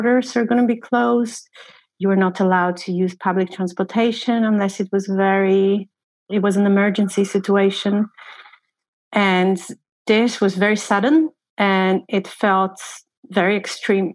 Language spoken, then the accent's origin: English; Poland; moved away as an adult; now in Iceland; I live in Iceland. I'm originally from Poland. I've been living in Iceland for the last 3 years